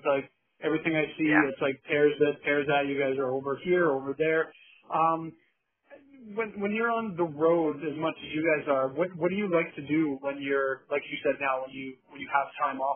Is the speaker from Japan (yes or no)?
no; Winnipeg, Manitoba, Canada; I'm from Winnipeg